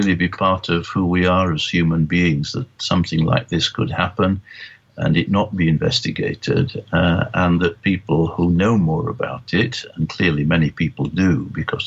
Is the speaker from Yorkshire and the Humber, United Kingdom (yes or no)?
yes; Yorkshire and the Humber, United Kingdom; moved away; also born or lived in Zimbabwe; I'm from Yorkshire